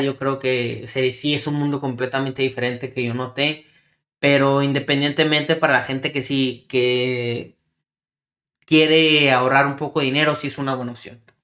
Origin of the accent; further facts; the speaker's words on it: El Paso, Texas, United States; moved away as an adult; also born or lived in Ciudad Juárez, Chihuahua, Mexico; now in San Diego, United States; Yo soy originario, yo nací en El Paso, Texas, pero mi familia es de Chihuahua, Ciudad Juárez, Chihuahua. Este, estudié y viví en ambas vida de frontera, ¿no? Que Ciudad Juárez, El Paso